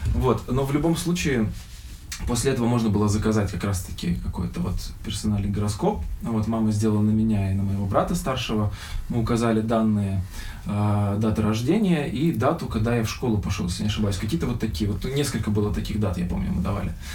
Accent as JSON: {"language": "Russian", "town": "Birobidzhan", "region": "Jewish Autonomous Oblast", "country": "Russia", "said": "мы приехали из Сочи, вернулись к нам в Бербиджан"}